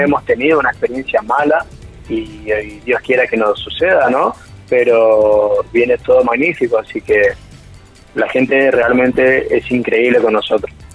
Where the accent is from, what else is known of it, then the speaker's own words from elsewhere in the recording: Chaco, Argentina; somos del Chaco